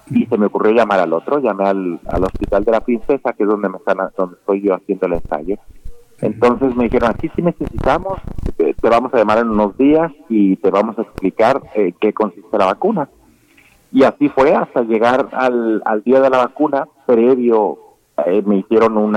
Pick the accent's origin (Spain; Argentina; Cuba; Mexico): Mexico; conociendo cómo es el sentimiento de mis compatriotas mexicanos